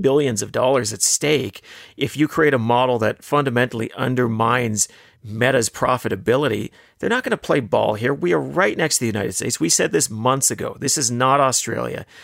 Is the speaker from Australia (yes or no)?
no; Canada; as a Canadian, as a taxpayer